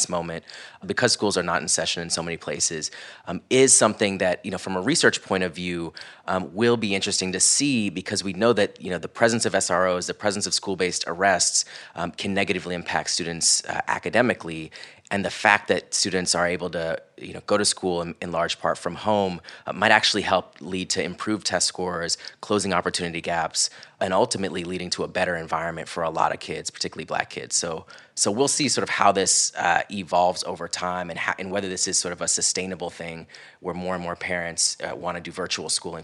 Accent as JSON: {"language": "English", "region": "Central Florida", "country": "United States", "tie": "born or raised there", "said": "growing up in Central Florida"}